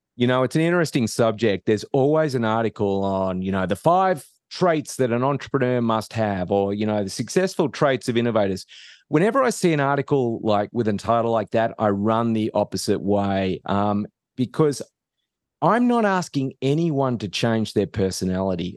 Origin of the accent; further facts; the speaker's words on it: Australia; moved away as an adult; now in United States; I'm not from around here. So I, I grew up in Australia